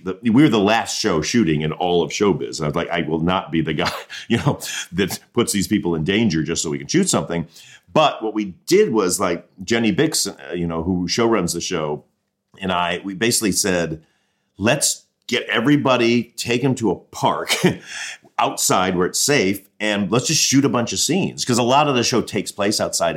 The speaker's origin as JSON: {"language": "English", "town": "Mount Clemens", "region": "Michigan", "country": "United States", "tie": "born or raised there", "also_born_or_lived": "Colchester, Ontario, Canada", "said": "I grew up in Mount Clemens, Michigan, which is about 20 minutes outside of Detroit"}